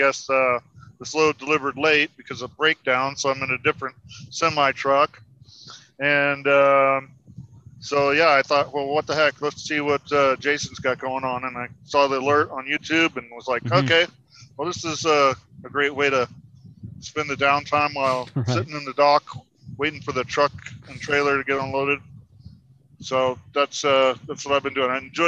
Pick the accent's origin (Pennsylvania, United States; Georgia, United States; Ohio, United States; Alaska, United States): Alaska, United States; Anchorage; moved away as an adult; now in Ogden, United States; I'm from Anchorage, Alaska originally, and live in Ogden, Utah. I went to high school up there from graduated in 1992